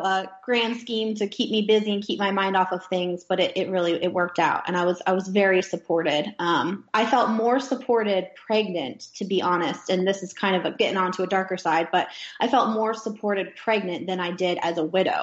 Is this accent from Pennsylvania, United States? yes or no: yes; Gettysburg, Pennsylvania, United States; moved away as an adult; also born or lived in Alaska; My hometown, which is Gettysburg, Pennsylvania, they're very patriotic there